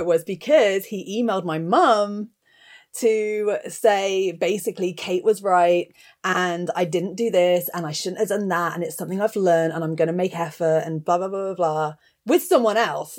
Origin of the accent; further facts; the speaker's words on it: Bristol, South West England, United Kingdom; also born or lived in Cirencester; I spent the first ye-, eleven years of my life growing up in Bristol, which is a relatively big city in England